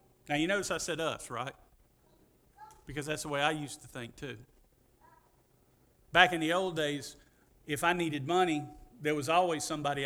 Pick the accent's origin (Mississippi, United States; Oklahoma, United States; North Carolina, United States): Mississippi, United States; Pascagoula; I'm from Pascagoula